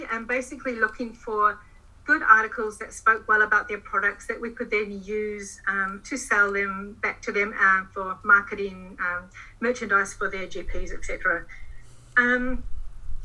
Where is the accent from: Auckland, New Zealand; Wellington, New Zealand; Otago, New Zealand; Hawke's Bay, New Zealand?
Auckland, New Zealand; also born or lived in London; I'm a Kiwi, born and bred in Auckland